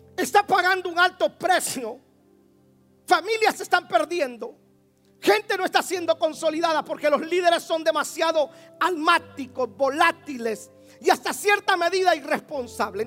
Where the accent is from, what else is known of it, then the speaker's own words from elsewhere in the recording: Guatemala; En mi país hay una élite que se llama los caiviles.